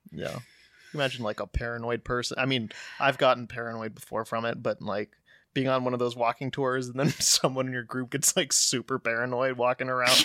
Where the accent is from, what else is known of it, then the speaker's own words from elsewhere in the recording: United States; moved away; growing up in the States